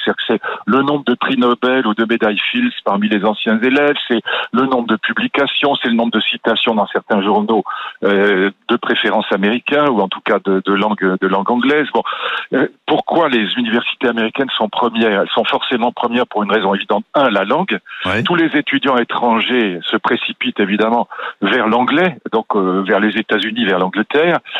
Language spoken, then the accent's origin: French; France